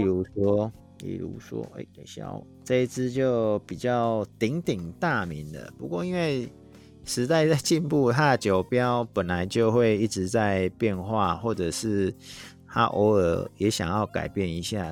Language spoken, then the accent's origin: Chinese; Taiwan; accent: Taiwanese Mandarin; 像我这种台湾国语的